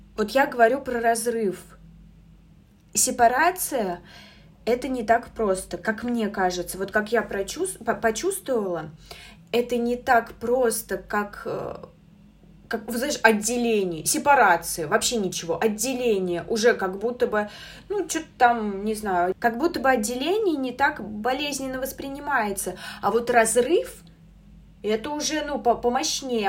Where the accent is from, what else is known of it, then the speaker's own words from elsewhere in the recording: Samara, Samara Oblast, Russia; я сама из Самары